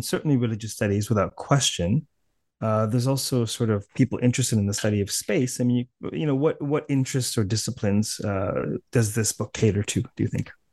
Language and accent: English; Canada; accent: Canadian; my impoverished Canadian accent